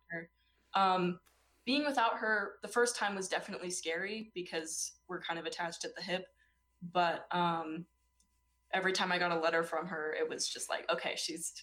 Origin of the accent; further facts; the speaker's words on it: Utah, United States; I'm from Utah. I'm not from California.